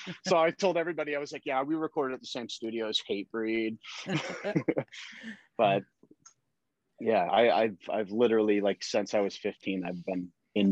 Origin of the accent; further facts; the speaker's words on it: Connecticut, United States; I grew up in Connecticut